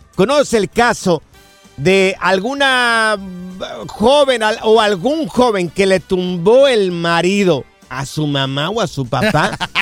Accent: Mexico; moved away; nosotros que vinimos de allá de México

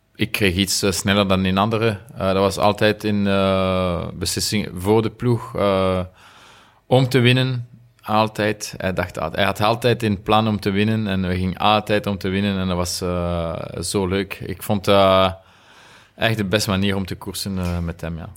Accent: Remouchamps, Wallonia, Belgium; Dutch is a second language; moved away as an adult; now in Monaco; ik ben van Remouchon en de, de rivier uh, Amblève noemt, ze. Is, is daar, dus als jonge gast, we gingen altijd vissen

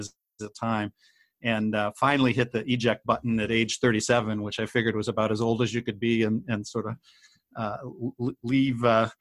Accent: Cleveland, Ohio, United States; I grew up in Cleveland, Ohio

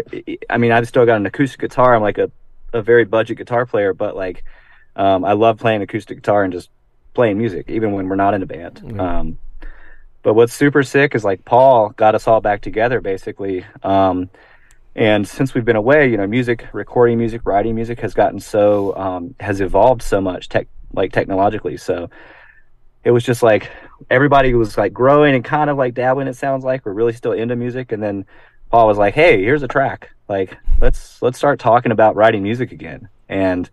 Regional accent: rural North Carolina, United States; moved away as an adult; also born or lived in Ohio; I moved back to my hometown. So it's in rural North Carolina

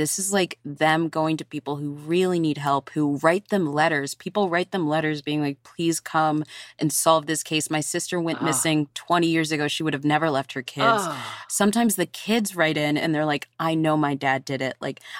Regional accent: Virginia, United States; born or raised there

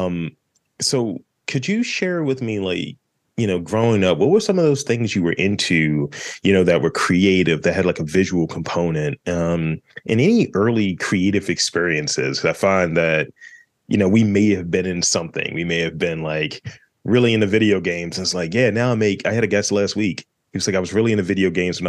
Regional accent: Baltimore, Maryland, United States; that's what we say up here in Baltimore

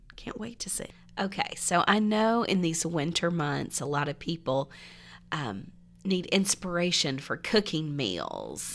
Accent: Franklin, Tennessee, United States; if somebody said, "Where are you from?" It was always Nashville

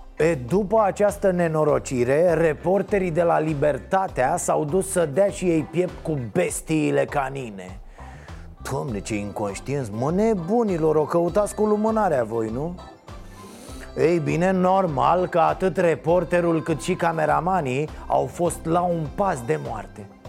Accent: Romania; first language Romanian; eu sunt român

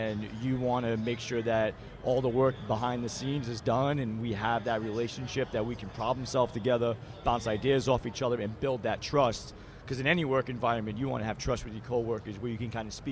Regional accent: Massachusetts, United States; accent: Massachusetts; I'm from Massachusetts

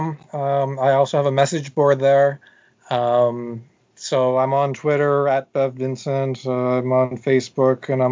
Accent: Canada; accent: Canadian; moved away; Since I come from Canada

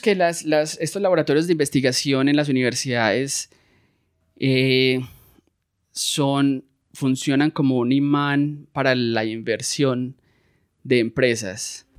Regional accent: Medellín, Antioquia, Colombia; moved away as an adult; also born or lived in Florida, United States; now in San Francisco, United States; Yo soy de Medellín, Colombia. Eh, nací y crecí aquí

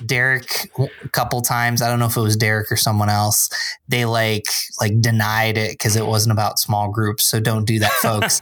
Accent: Binghamton, New York, United States; moved away as an adult; also born or lived in Endicott, New York / Philadelphia, Pennsylvania; now in Rochester, United States; I grew up in Binghamton, which is about three hours south.

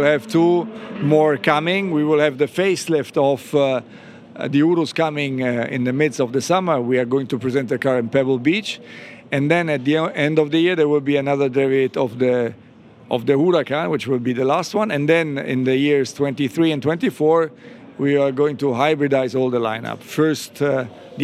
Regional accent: Italy; Growing up in Italy, it was all about motorbikes

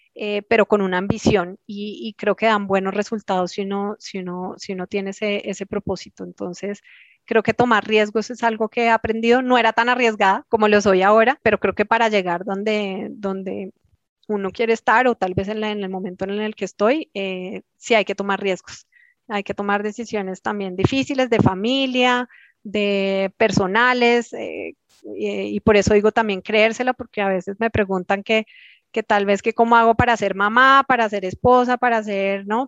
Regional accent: Colombia

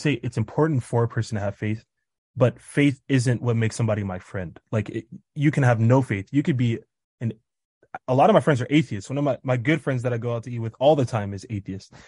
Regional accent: Kansas, United States; now in Tanzania; I'm from Kansas, but I currently live in Tanzania

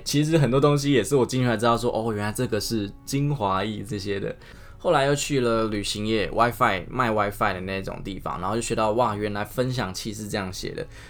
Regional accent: Taiwan; 我们台湾人，我们讲一个“没”、“买”、台语就这么多分法了

